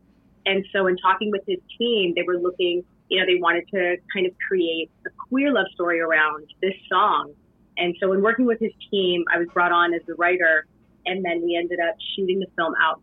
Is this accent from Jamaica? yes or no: no; Canada; my story as a Canadian